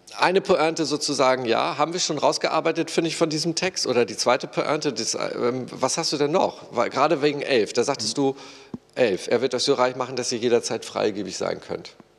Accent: Germany; Ich als Deutscher in meinem Sozialstaat

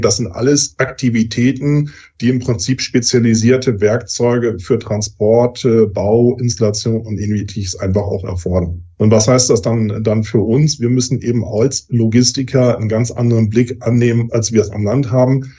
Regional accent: Germany; Bei uns in Deutschland

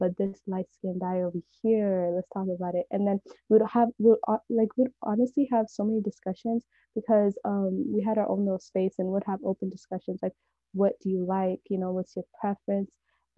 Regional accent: California, United States; I'm like from the Bay Area, and it's really like diverse, but by diverse there's like barely any white people.

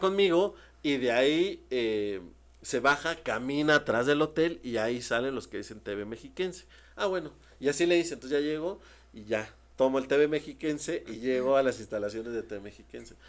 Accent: Mexico City, Mexico; also born or lived in Ciudad Ocampo, Tamaulipas, Mexico; yo soy de Tamaulipas, ¿no? Eh, nací en Tamaulipas, en un pueblito que se llama Ciudad Ocampo. Entonces, eh, a los seis años nos venimos a la Ciudad de México

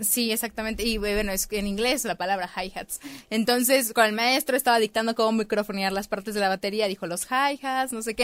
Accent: Tapachula, Chiapas, Mexico; moved away as an adult; now in Mexico City, Mexico; en Tapachula, que es de donde yo soy

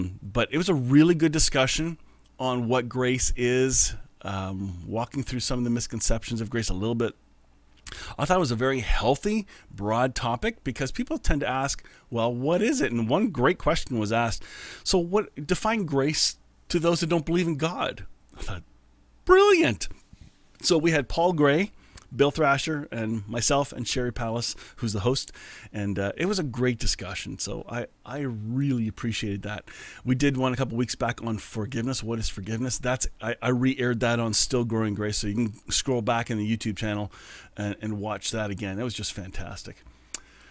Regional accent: Canada; I'm Canadian

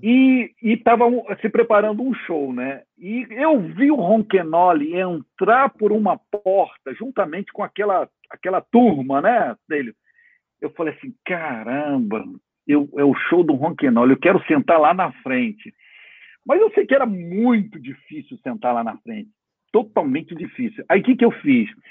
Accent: Brazil; como brasileiro

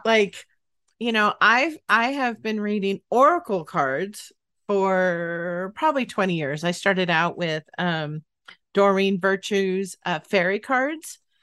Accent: Northern California, United States; moved away; I grew up in Northern California, not the area that it would snow

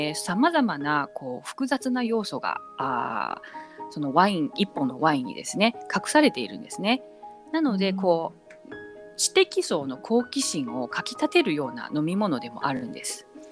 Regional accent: Tokyo, Japan; moved away; also born or lived in Shanghai, China / New York, United States; 中国上海生まれ東京育ちニューヨークで磨かれトリリンガル

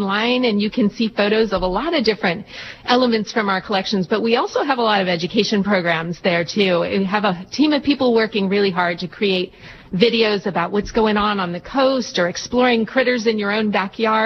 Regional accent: Southern California, United States; now in Monterey, United States; Well, I'm from right here in Monterey. I grew up in Southern California, but I had my first birthday up in La Mesa Housing.

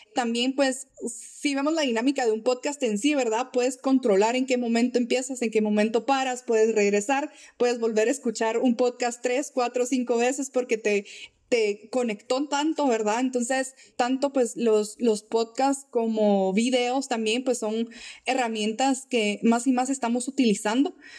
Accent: Guatemala; nuestra naturaleza como guatemaltecos

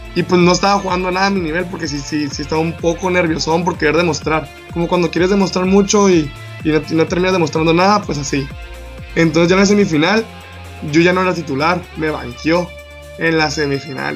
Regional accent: San José del Cabo, Baja California Sur, Mexico; un morro que soy de San José del Cabo, de aquí

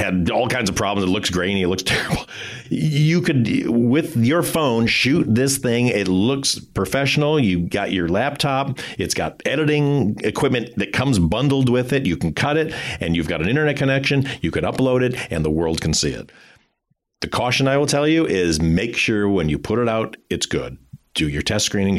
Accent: Michigan, United States; now in California, United States; I'm a kid from Michigan who knew nobody.

